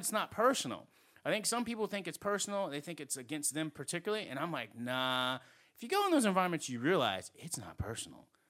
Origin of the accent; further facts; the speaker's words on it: New England, United States; moved away; also born or lived in Southeast United States; I grew up in New England